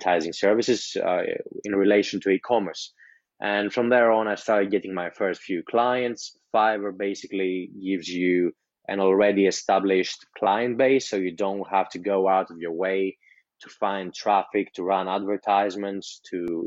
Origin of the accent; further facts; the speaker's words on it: Greece; English is a second language; I'm from Greece, so I wasn't taught English as my native language